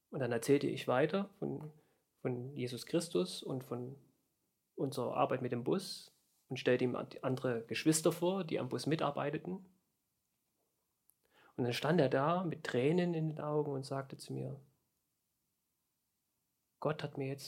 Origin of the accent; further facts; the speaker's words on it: East Germany, Germany; born there; Und ich bin ja ein gebürtiger Ostdeutscher.